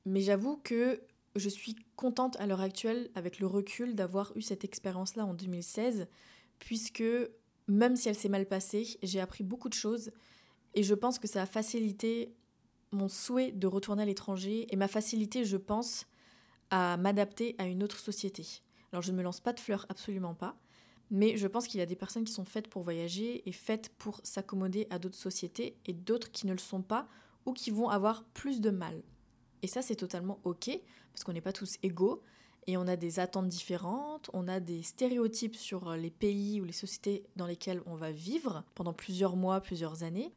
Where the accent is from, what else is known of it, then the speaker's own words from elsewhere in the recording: France; moved away as an adult; now in Montreal, Canada; je parle donc en tant que française